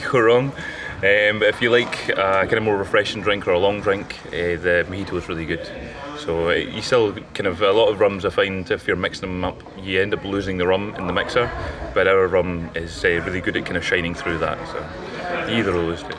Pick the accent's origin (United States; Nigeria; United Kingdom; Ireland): United Kingdom; Bruichladdich, Scotland; I grew up on Isla